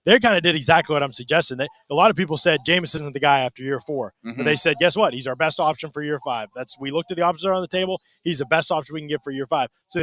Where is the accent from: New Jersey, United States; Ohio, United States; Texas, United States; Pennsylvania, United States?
Pennsylvania, United States; Pittsburgh; my hometown team here